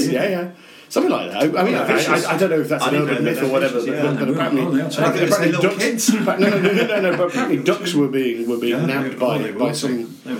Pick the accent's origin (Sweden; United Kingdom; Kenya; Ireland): United Kingdom; Meopham, South East England; moved away as an adult; also born or lived in London; now in Denmark; I'm from a village called Mepham.